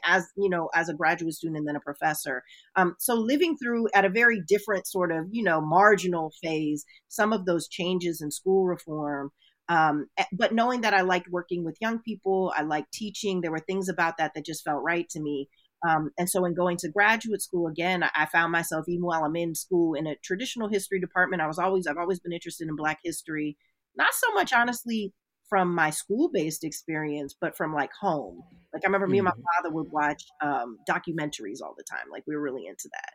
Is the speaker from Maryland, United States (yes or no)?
yes; Silver Spring, Maryland, United States; moved away as an adult; also born or lived in Washington, D.C. / Philadelphia, Pennsylvania; now in Chicago, United States; So I was born in Washington, D.C. I was raised in Silver Spring, Maryland